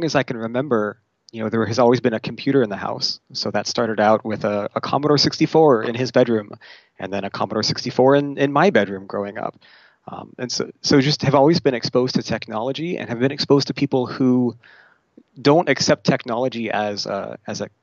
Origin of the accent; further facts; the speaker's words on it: California's Central Coast, United States; now in Seattle, United States; I grew up in California's Central Coast, so about an hour north of Santa Barbara